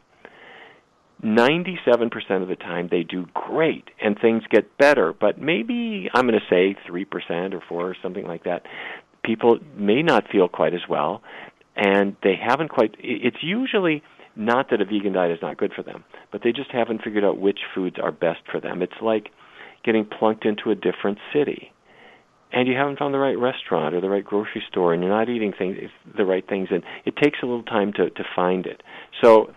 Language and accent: English; North Dakota, United States; when I was a kid, I grew up in North Dakota